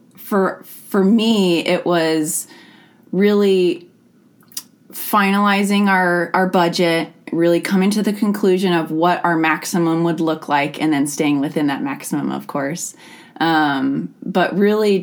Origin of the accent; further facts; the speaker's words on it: Skagit County, Washington, United States; also born or lived in Bellingham, Washington; I was born and raised in Skagit, and so I have some really strong hometown roots here